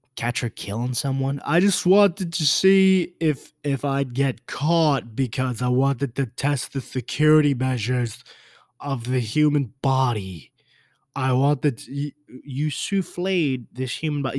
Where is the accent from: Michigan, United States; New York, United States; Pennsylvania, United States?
New York, United States; I'm from New York.